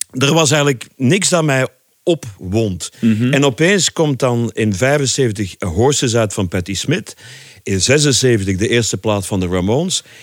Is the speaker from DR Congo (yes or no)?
no; Leopoldsburg, Flanders, Belgium; moved away as an adult; Enfin, ik kwam uit Leopoldsburg om te studeren in Brussel. Mhm. Eind jaren zeventig.